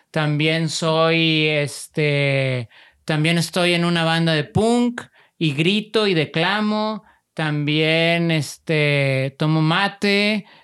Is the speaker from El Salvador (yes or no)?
no; Monterrey, Nuevo León, Mexico; Soy de aquí de Monterrey.